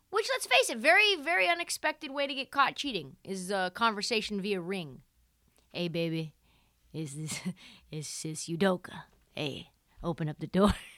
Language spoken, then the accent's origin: English; Portland, Oregon, United States; I am from Portland, Oregon. I lived, I grew up, like, a mile away from Ime Udoka.